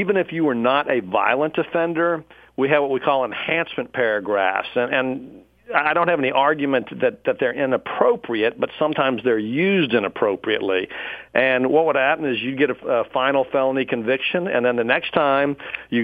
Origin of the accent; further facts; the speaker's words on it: Dallas, Texas, United States; also born or lived in Pflugerville, Texas; We moved to Dallas about the end of my sixth grade year, and I grew up then in North Dallas